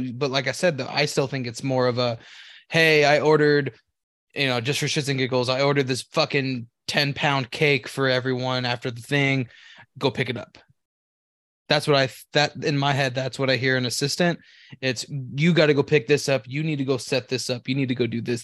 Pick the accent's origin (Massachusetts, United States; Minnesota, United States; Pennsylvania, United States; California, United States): California, United States; moved away; I'm from California too. I used to work for P G and E.